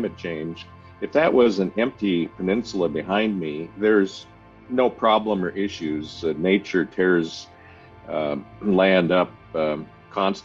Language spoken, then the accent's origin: English; Alaska, United States; moved away; also born or lived in Seattle, Washington; So I was born in Alaska